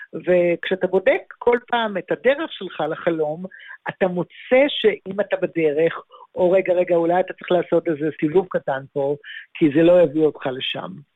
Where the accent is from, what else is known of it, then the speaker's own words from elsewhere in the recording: Tel Aviv, Tel Aviv District, Israel; moved away as an adult; also born or lived in Los Angeles, United States; אני ילידת תל אביב, גרתי, גרתי בתל אביב עד גיל 25